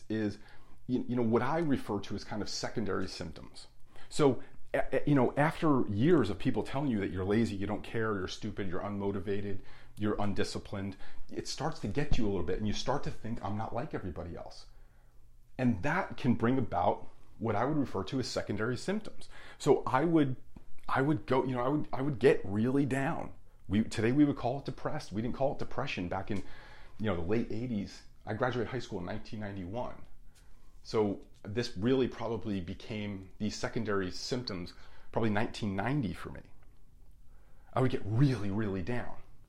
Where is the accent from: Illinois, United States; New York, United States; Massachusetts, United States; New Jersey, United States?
New Jersey, United States; Union; There was like 17 bars in my hometown of Union, New Jersey